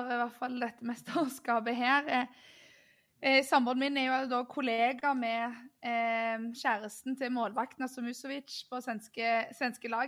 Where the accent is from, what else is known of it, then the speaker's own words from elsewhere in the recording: Norway; det har vært flaut nesten og gått rundt litt som nordmann eh, etter hvert